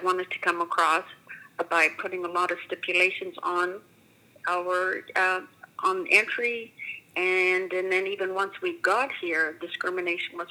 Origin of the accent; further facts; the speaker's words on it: Edmonton, Alberta, Canada; also born or lived in Wildwood, Alberta; we moved to Edmonton from Wildwood when I was about 6 months old or so. So I didn't spend lots of time growing up there